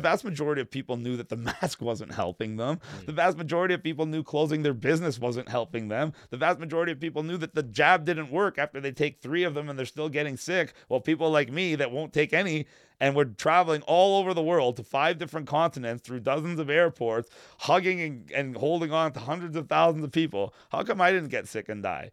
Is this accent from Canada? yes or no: yes; Vaughan, Ontario, Canada; also born or lived in North York, Toronto; I grew up in Woodbridge with a lot of Italians, as a matter of fact.